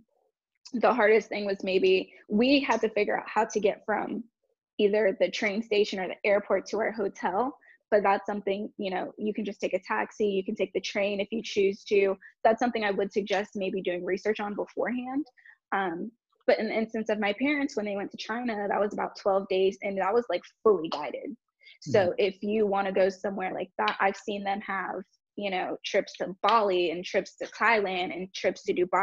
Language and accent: English; Jamaica; being Jamaican